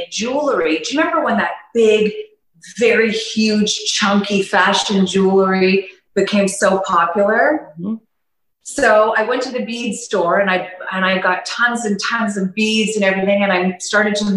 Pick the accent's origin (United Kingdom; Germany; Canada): Canada; Toronto, Ontario; moved away as an adult; now in Panama; I'm from Toronto, Canada, born and raised